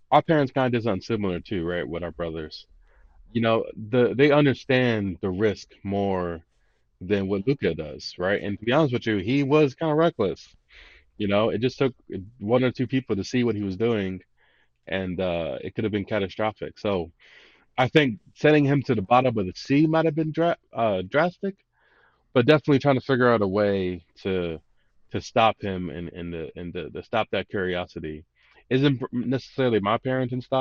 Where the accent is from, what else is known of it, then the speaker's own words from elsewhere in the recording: Philadelphia, Pennsylvania, United States; So growing up in Philly